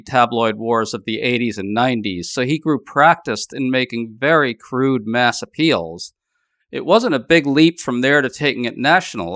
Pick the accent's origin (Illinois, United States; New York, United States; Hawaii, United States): New York, United States; New York City; I grew up in New York City